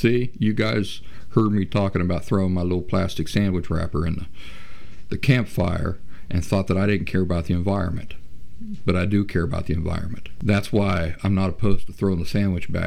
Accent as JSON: {"language": "English", "region": "Appalachia", "country": "United States", "tie": "born or raised there", "said": "I grew up in Appalachian wilderness"}